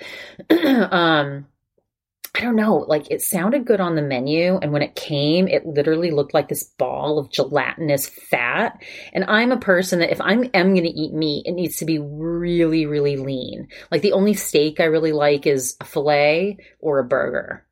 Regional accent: Maine, United States; moved away; I'm from Maine

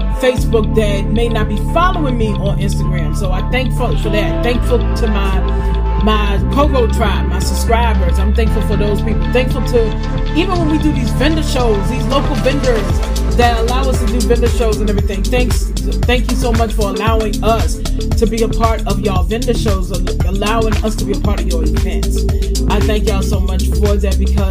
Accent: Farmville, Virginia, United States; my hometown of Farmville, Virginia.

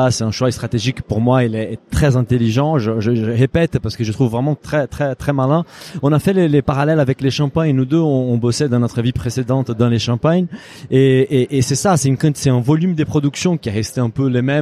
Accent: Brazil; je suis brésilien.

